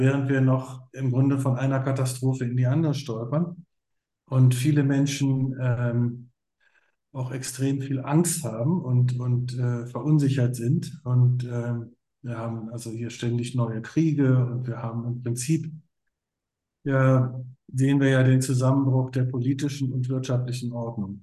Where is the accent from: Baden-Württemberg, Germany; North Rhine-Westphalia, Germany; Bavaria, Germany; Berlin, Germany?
Berlin, Germany; ich bin ja in West-Berlin aufgewachsen